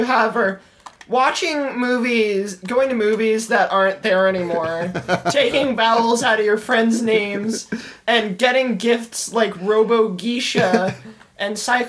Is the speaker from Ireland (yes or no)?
yes; Ireland; I'm Irish.